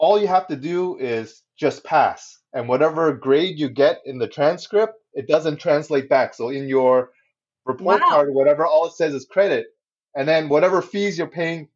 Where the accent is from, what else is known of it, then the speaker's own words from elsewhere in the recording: Canada; accent: unique … accent; Chinese Canadian kids